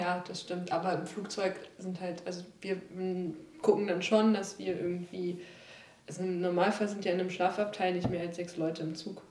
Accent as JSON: {"language": "German", "town": "Mölln", "region": "Schleswig-Holstein", "country": "Germany", "tie": "born or raised there", "said": "in meiner Heimatstadt"}